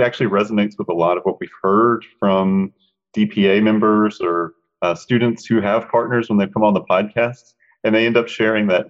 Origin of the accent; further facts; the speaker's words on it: Charlotte, North Carolina, United States; Charlotte's my hometown